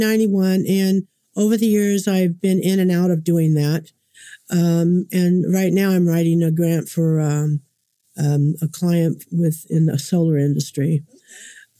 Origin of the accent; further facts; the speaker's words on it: California, United States; moved away as an adult; now in Oklahoma, United States; I was born and raised in California